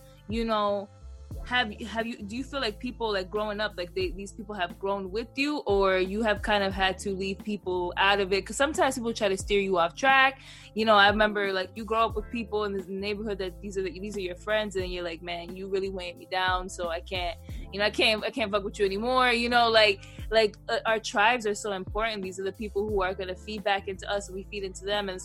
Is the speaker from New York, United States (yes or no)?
yes; New York City, New York, United States; I'm from Queens.